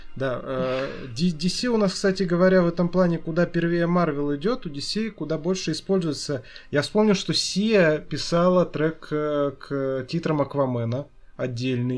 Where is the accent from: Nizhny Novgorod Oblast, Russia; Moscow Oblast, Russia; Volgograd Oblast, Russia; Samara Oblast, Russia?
Nizhny Novgorod Oblast, Russia; Nizhny Novgorod; moved away; я ж сам из Нижнего Новгорода изначально